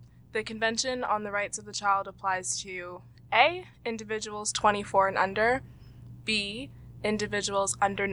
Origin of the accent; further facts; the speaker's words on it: Toronto, Ontario, Canada; I was also born in Toronto